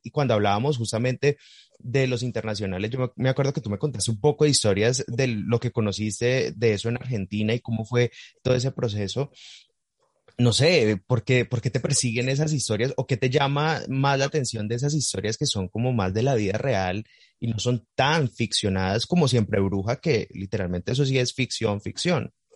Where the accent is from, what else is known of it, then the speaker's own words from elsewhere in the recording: Cali, Valle del Cauca, Colombia; yo soy de Cali, yo estoy aquí